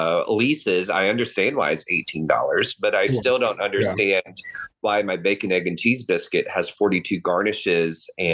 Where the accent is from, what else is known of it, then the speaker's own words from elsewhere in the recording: the South, United States; because growing up in the South, you know, I'm not from the deep South